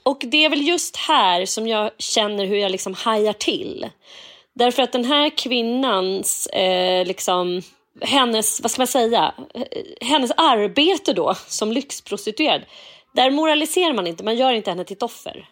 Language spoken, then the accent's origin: Swedish; Edsåsdalen, Jämtland, Sweden; lilla Edsåsdalen Ah. där jag kommer ifrån